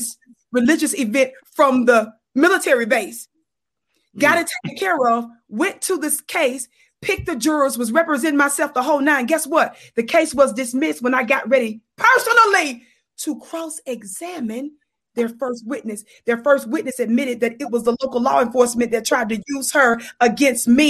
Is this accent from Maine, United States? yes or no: no; Mississippi, United States; now in Colorado, United States; I'm born and raised in Mississippi, but now I live in the Wild Wild West